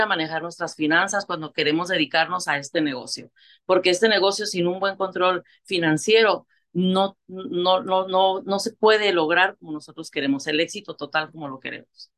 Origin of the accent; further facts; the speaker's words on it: Tijuana, Baja California, Mexico; moved away as an adult; now in Tulare, United States; soy una mujer mexicana, vengo de Tijuana, Baja California, soy fronteriza